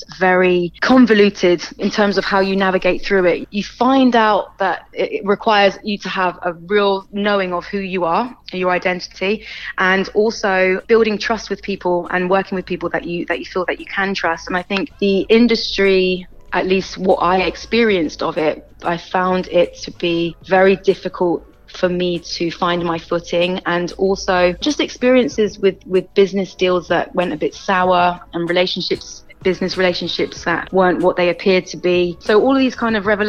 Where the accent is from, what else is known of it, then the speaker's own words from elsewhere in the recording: Bristol, South West England, United Kingdom; I am a born and bred Bristolian. I grew up in St. Paul's.